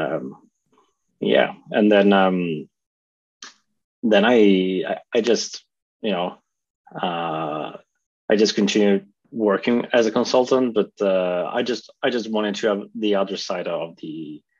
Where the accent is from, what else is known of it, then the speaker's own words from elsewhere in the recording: Italy; moved away as an adult; now in Norway; I'm originally from Italy. I moved to Norway about 10 years ago.